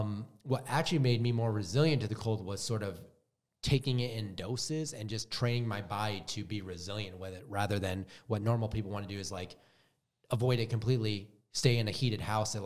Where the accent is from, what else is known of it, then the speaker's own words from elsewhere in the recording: Wisconsin, United States; now in Utah, United States; I'm from Wisconsin, and I've always hated the cold.